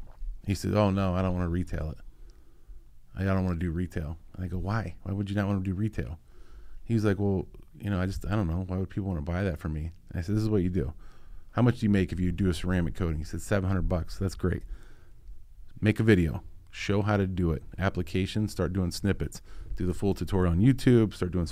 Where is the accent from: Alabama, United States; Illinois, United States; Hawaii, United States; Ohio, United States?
Ohio, United States; I'm from Ohio. I can't count.